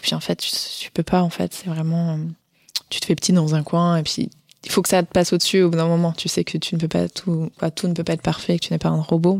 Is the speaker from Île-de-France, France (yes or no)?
no; Ardèche, Auvergne-Rhône-Alpes, France; moved away as an adult; also born or lived in Paris; Je viens d'Ardèche à la base